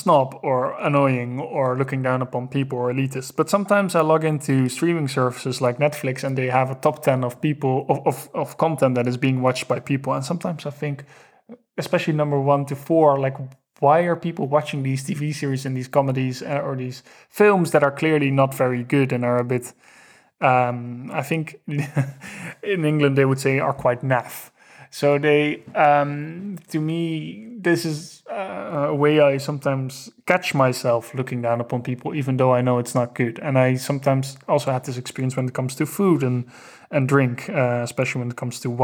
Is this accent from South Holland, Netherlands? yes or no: no; Amsterdam, North Holland, Netherlands; I grew up in Amsterdam